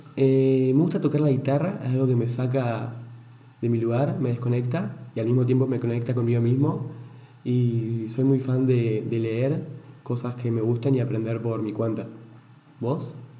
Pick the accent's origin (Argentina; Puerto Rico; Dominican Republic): Argentina; Entre Ríos; now in Buenos Aires, Argentina; soy de Entre Ríos